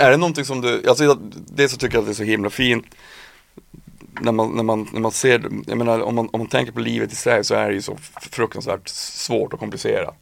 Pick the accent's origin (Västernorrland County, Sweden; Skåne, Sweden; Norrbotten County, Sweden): Norrbotten County, Sweden; Piteå; moved away; Jag var uppe nu i, i, i Norrbotten, i Piteå där jag kommer ifrån